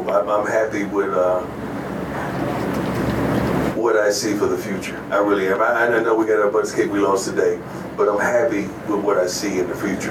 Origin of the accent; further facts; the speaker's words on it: Florida, United States; I'm from Florida, and I like Florida dogs because that's where I come from.